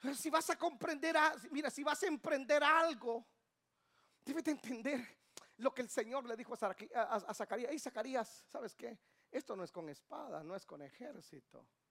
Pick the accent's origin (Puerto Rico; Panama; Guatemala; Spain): Guatemala; now in Atlanta, United States; De Guatemala